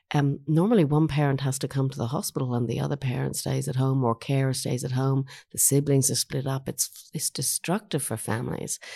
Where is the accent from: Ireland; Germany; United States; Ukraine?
Ireland; moved away as an adult; also born or lived in Sydney, Australia / Mount Fairy, New South Wales; now in Australia; I was born in Ireland, um, but I've been in Australia for over thirty years.